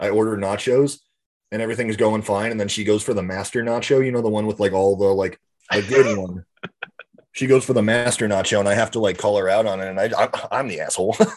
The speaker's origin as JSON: {"language": "English", "country": "United States", "said": "I'm American, but I'm not that American"}